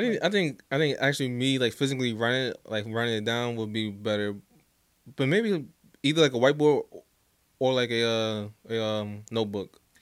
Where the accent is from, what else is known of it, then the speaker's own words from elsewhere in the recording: New Jersey, United States; I'm born and raised in uh, Jersey